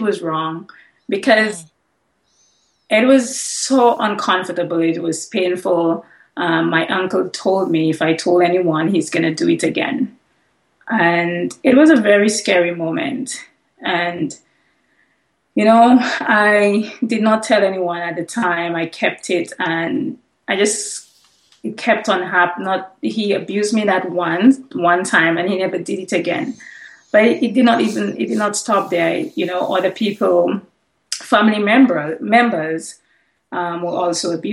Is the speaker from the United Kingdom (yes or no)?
no; St. Lucia; I'm from St. Lucia. I had to change all the names and places in my book. So in my book, you're going to see that I'm from Dominica, but originally I'm from St. Lucia. I'm a St. Lucian.